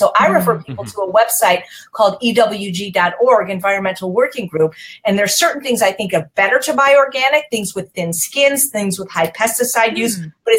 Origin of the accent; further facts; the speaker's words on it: Chicago, Illinois, United States; now in Los Angeles, United States; Well, I'm from Chicago, but I've lived in Los Angeles most of my life.